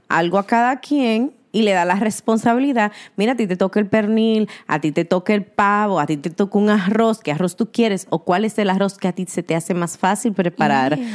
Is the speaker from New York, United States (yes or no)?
yes; New York City, New York, United States; somos eh, neoyorquinas